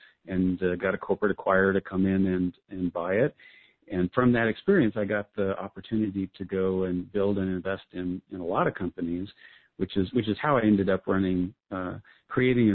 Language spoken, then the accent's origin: English; Albuquerque, New Mexico, United States; my hometown of Albuquerque, New Mexico